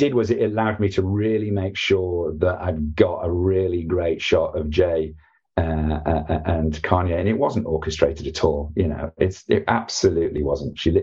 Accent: United Kingdom; as a Brit

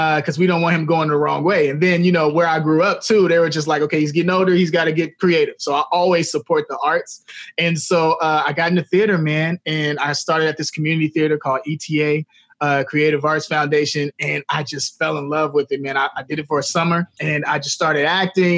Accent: Chicago, Illinois, United States; I'm from Chicago

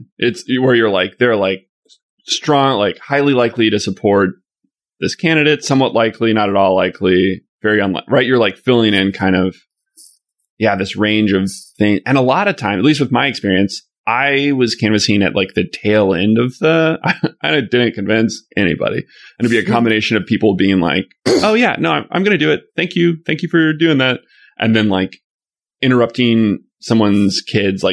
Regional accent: Arkansas, United States; now in Chicago, United States; I'm from Arkansas

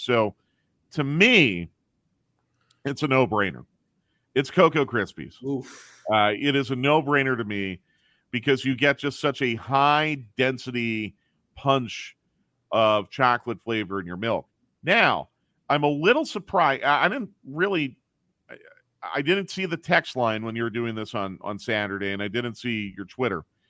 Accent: Philadelphia, Pennsylvania, United States; I grew up in Philadelphia

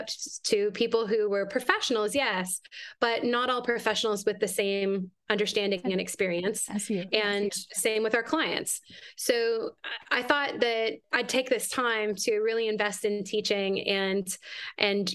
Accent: Canada; moved away as an adult; now in United States; I'm Canadian originally, and I've been in the United States for a long time

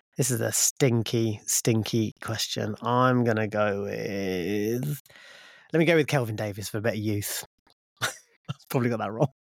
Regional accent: Luton, East of England, United Kingdom; when I was growing up in Luton

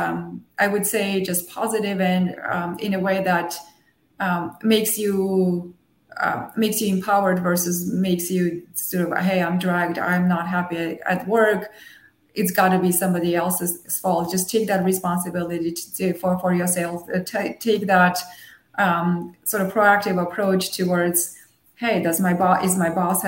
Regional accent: Armenia; first language Armenian and Russian; English is a second language; moved away; I grew up in Armenia, so I was born in the Soviet Union, so I grew up bilingual with Armenian and Russian

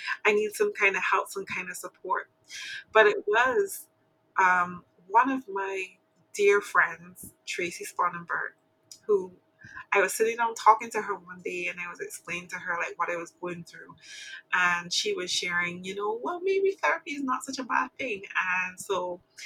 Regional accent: Barbados; I'm from Barbados.

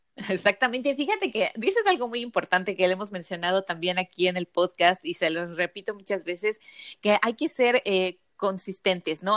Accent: Querétaro, Mexico; also born or lived in Mexico City / San Luis Potosí; yo nací en el DF, crecí en Querétaro, y, bueno, viví en Querétaro, viví en San Luis Potosí también unos años y después regresé al DF

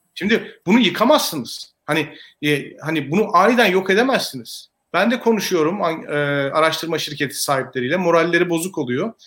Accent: Elazığ, Elazığ Province, Turkey

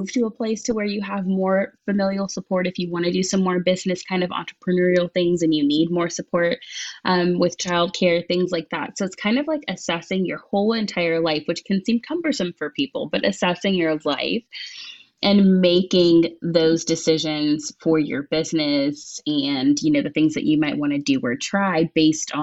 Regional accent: Texas, United States; also born or lived in Chicago, Illinois; now in Washington, D.C. area, United States; I was born in Chicago, then I was raised in Texas. I'm so glad to live outside of DC right now

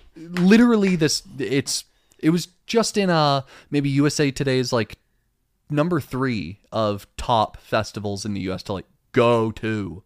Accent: Dunnellon, Florida, United States; moved away; I'll bring you to my hometown

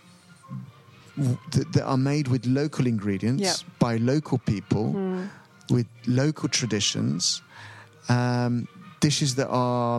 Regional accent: Lima, Peru; I grew up in Lima

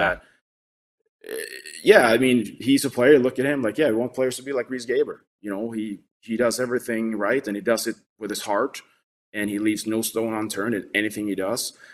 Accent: Sweden; moved away as an adult; now in United States; I was growing up in Sweden

